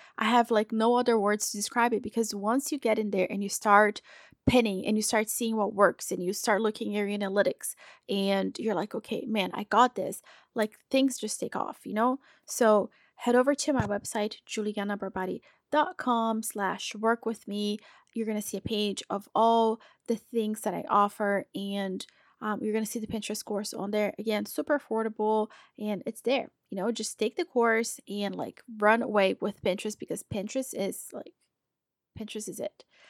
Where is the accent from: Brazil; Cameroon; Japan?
Brazil; now in United States; I'm from Brazil.